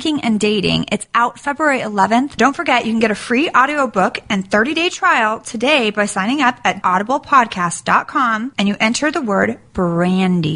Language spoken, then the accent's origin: English; Sacramento, California, United States; now in Los Angeles, United States; I'm from Sacramento, Northern California